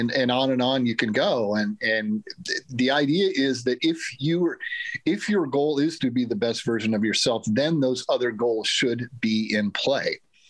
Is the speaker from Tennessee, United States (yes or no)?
no; Ames, Iowa, United States; I grew up in Ames. Nobody ever thought, I mean, nobody ever thought Iowa State would have a chance to win every football game on its schedule.